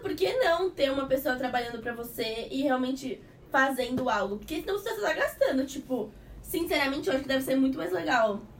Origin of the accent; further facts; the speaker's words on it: Santos, São Paulo, Brazil; moved away; eu sou de Santos e eu tava com as minhas coisas em Santos